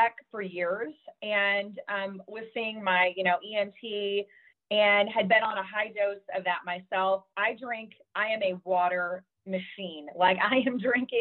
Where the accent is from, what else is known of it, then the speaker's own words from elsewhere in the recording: Arkansas, United States; also born or lived in Southern California; now in California, United States; I grew up in Arkansas. I'm Southern. I'm always going to be Southern. Now I'm in Southern California